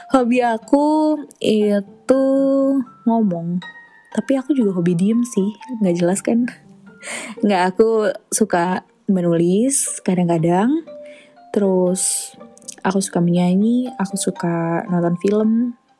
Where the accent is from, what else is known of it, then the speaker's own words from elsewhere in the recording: Jakarta, Indonesia; aku lahir di Jakarta tanggal 10 Maret 2003